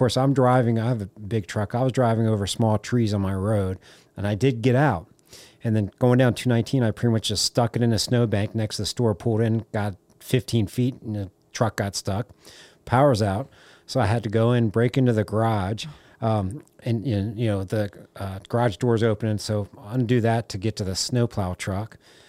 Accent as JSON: {"language": "English", "town": "Rockville", "region": "Maryland", "country": "United States", "tie": "born or raised there", "said": "So I grew up in Rockville, Montgomery County, side of DC."}